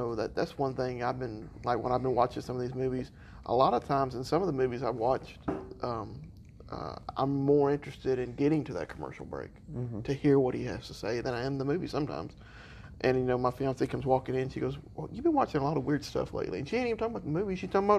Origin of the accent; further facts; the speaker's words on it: Ireland; Listen, I'm Irish. We're not subtle with our hellos. We're subtle with our goodbyes.